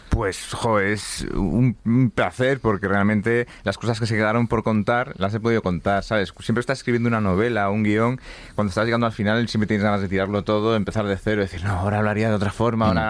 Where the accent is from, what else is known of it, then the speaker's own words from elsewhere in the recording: Galicia, Spain; la humedad gallega, que es mi tierra.